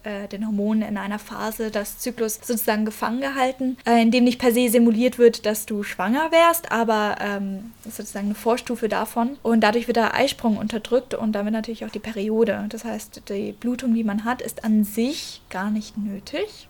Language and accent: German; Fürth, Bavaria, Germany; Ich komme aus Franken, aus der Nähe von mhm. Nürnberg mhm. in Fürth.